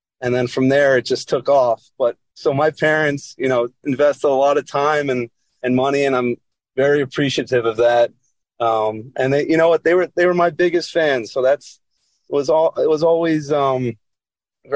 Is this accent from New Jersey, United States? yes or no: yes; Monroe Township, New Jersey, United States; So I am from Monroe, New Jersey, Monroe Township, New Jersey